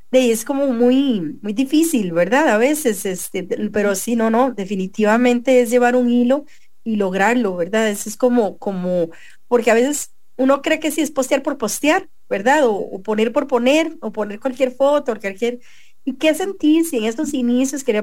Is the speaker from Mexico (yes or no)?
no; Concepción, La Unión, El Salvador; De Concepción, de la Unión.